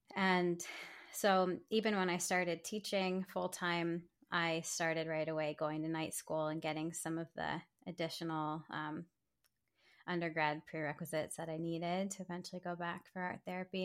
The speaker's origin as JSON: {"language": "English", "town": "Silver Spring", "region": "Maryland", "country": "United States", "said": "I'm from Silver Spring, Maryland"}